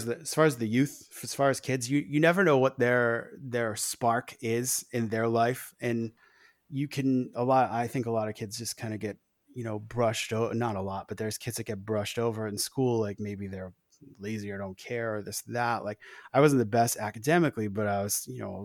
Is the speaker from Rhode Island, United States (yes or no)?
yes; Newport, Rhode Island, United States; I grew up in Rhode Island